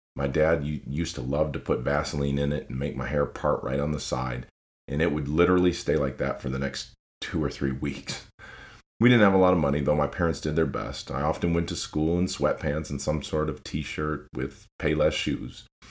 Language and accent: English; Lansing, Michigan, United States; moved away as an adult; now in Tennessee, United States; I was born and raised in Lansing, Michigan.